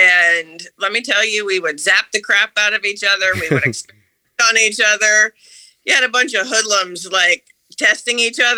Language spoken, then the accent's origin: English; Amherst, Massachusetts, United States; moved away as an adult; Okay, so I am a hybrid now because I grew up in Amherst, Massachusetts.